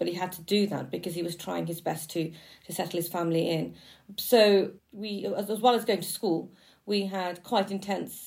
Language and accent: English; Birmingham, West Midlands, United Kingdom; we were a migrant working class family growing up in Birmingham